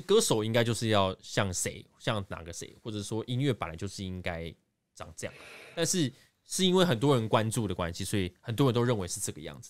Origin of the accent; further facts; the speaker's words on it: Taiwan; 我们台湾这边